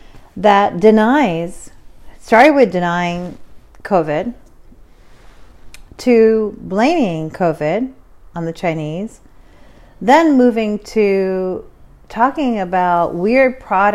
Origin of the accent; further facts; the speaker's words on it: Pakistan; now in United States; I am a Pakistani woman that was very fortunate to come into this country because my father did well in Europe. He was very poor himself.